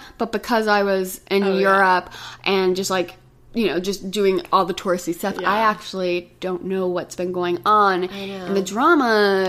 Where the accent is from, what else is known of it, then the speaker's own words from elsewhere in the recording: Texas, United States; I was like, from Texas.